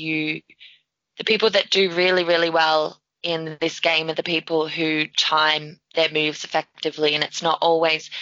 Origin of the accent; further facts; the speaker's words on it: Australia; I'm Australian.